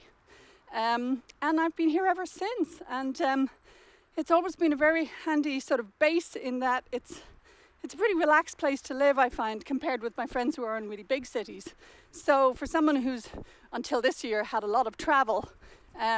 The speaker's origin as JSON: {"language": "English", "town": "Dublin", "region": "Leinster", "country": "Ireland", "also_born_or_lived": "Cambridge, England", "moved": "as an adult", "lives_now": "London, Canada", "said": "I'm from Dublin, and when I was 20, I went to England to do a PhD at Cambridge"}